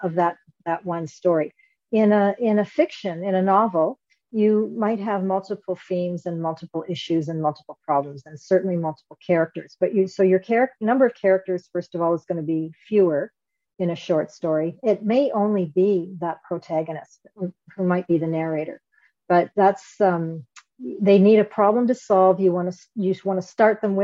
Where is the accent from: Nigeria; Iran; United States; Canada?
Canada; I'm Canadian, so I say